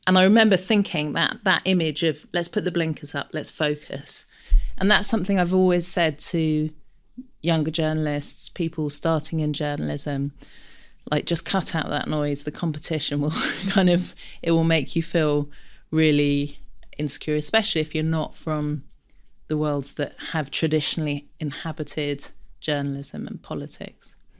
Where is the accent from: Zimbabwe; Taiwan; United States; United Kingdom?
United Kingdom; London; I grew up in Camden, big family